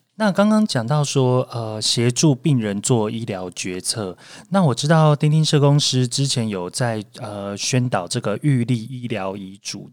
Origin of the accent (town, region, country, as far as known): Taiwan